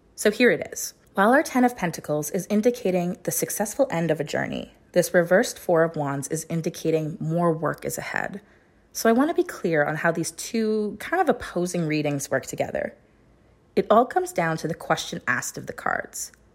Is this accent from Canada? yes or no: yes; Chilliwack, British Columbia, Canada; in my hometown of Chilliwack, B C.